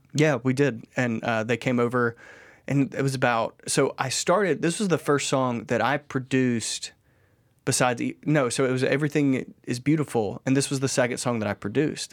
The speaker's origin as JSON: {"language": "English", "country": "United States", "said": "we grew up, like, proud Americans"}